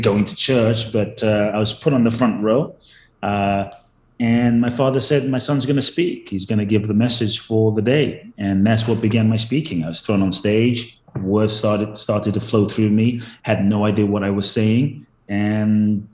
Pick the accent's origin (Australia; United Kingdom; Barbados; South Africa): United Kingdom; London; also born or lived in Ghana / Los Angeles, United States; now in Miami, United States; I was born in Ghana, West Africa. My father's from Ghana. My mother's Japanese. I grew up in London, moved to the US, lived in LA, now in Miami and Mexico and all over the place